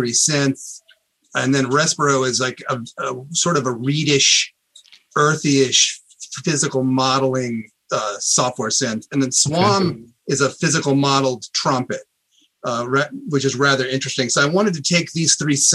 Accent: Columbia, Missouri, United States; I grew up in this university town

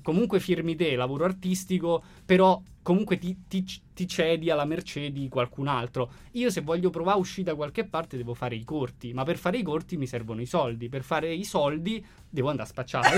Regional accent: Rome, Lazio, Italy; nel quartiere da dove vengo io, ovvero Acilia

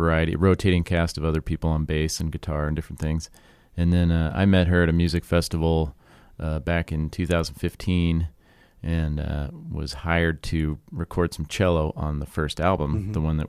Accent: Sheridan, Wyoming, United States; we're from Sheridan, Wyoming, which is on the east side of the Bighorn Mountains out there. And not too far from the Montana line.

